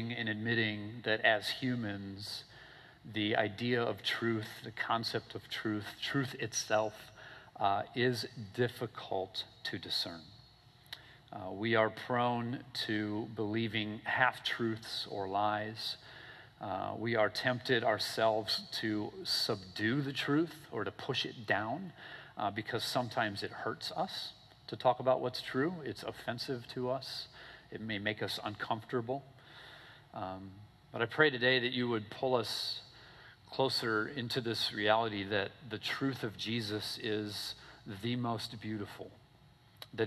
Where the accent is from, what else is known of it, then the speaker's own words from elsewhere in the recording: Minnesota, United States; also born or lived in Michigan; now in Florida, United States; I'm from Minnesota